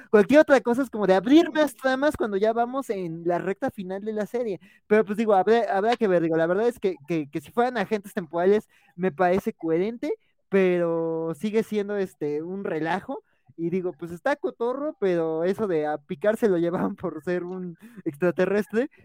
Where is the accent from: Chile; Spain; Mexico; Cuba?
Mexico